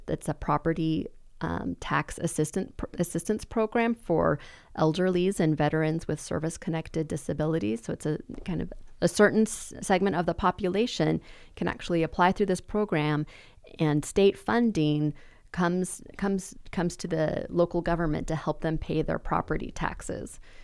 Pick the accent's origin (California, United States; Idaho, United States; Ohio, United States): Idaho, United States; Boise; I was born in District nineteen